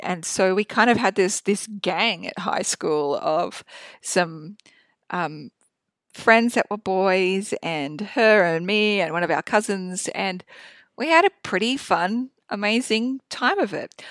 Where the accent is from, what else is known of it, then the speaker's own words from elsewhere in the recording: Proserpine, Queensland, Australia; I was born in North Queensland in Prospine in Australia. It's a small country town. Um, I grew up on a cattle property.